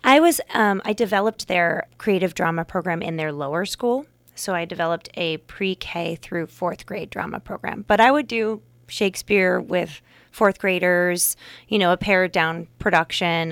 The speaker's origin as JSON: {"language": "English", "town": "Fremont", "region": "California", "country": "United States", "tie": "born or raised there", "also_born_or_lived": "Santa Barbara, California / New York", "moved": "as an adult", "lives_now": "Napa Valley, United States", "said": "I grew up in Fremont, California"}